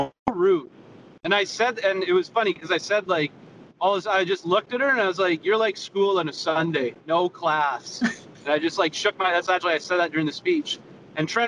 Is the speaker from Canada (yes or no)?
yes; Canada; we're all Canadian